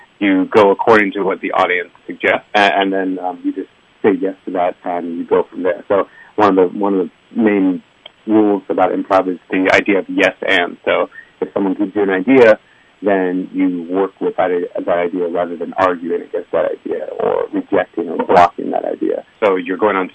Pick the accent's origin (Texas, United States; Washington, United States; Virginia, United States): Virginia, United States; moved away as an adult; also born or lived in Beijing, China; now in Taipei, Taiwan; I'm from Virginia in the U.S.